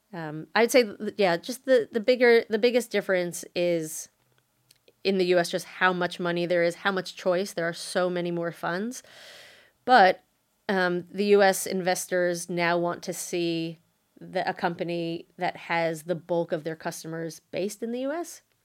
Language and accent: English; United States; moved away as an adult; now in Australia; I was born and raised in the States